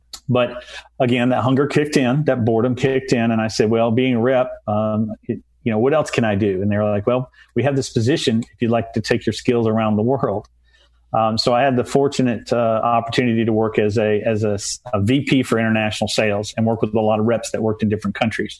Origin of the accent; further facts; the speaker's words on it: Tennessee, United States; moved away; I'm a Tennessee boy